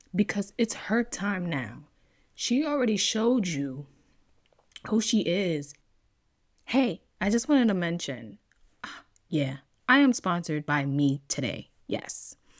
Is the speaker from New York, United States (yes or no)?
yes; New York, United States; now in California, United States; being born and raised in New York